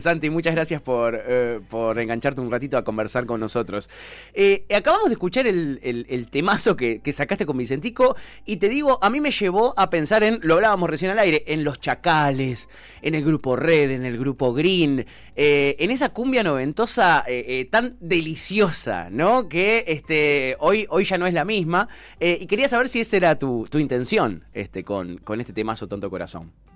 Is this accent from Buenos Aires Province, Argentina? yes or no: yes; Ciudadela, Buenos Aires Province, Argentina; soy de Seiza